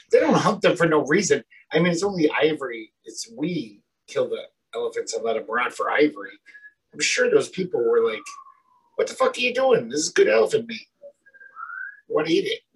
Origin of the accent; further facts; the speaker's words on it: United States; we grew up in America